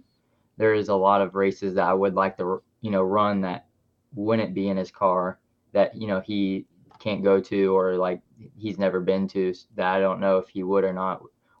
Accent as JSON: {"language": "English", "town": "Fairland", "region": "Indiana", "country": "United States", "tie": "born or raised there", "said": "I grew up in Fairland, Indiana, and then I live not too far from there in Fountain Town, Indiana."}